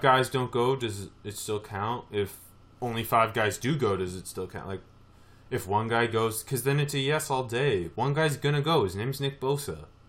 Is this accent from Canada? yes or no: yes; Canada; being Canadian